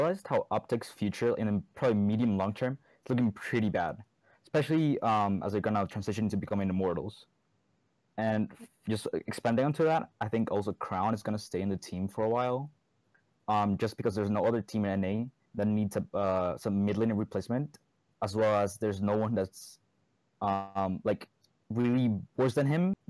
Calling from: Santiago, Santiago Metropolitan Region, Chile; Santiago de Chile.

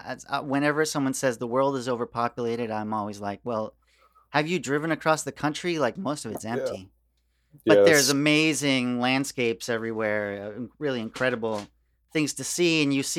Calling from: Queens, New York, United States; I'm in Queens, bro.

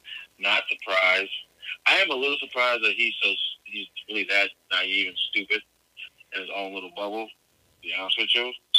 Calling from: Delaware, United States; I'm calling from Delaware.

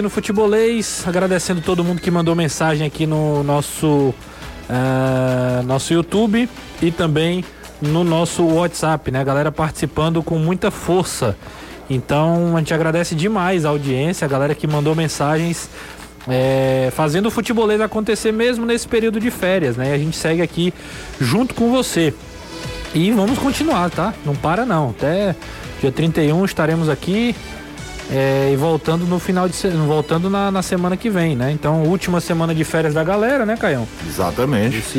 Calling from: Brusque, Santa Catarina, Brazil; sou fã do programa, sou de Brusque, Santa Catarina.

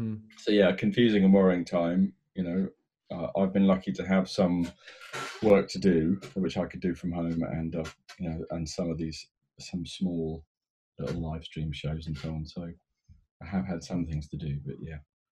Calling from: Bath, South West England, United Kingdom; production manager with …, and I am calling from Bath.

